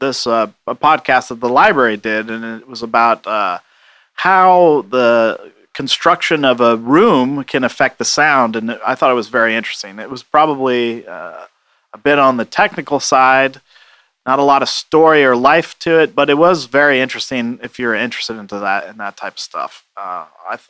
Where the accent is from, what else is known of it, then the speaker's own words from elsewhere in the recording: Seattle, Washington, United States; moved away; I'm from Seattle